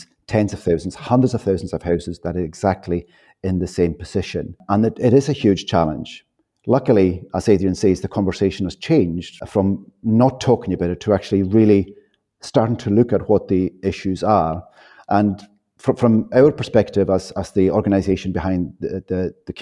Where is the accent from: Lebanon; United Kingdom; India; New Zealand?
United Kingdom; Outer Hebrides, Scotland; moved away; I was brought up on the Outer Hebrides in a thick stone wall croft house